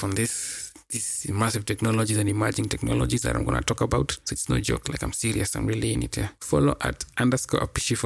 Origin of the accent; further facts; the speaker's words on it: Kenya; I hail from Kenya, East Africa.